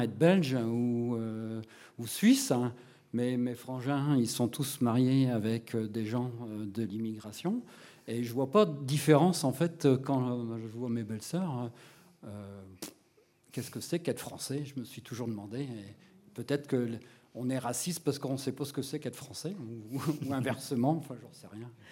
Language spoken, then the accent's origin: French; France; je suis français de souche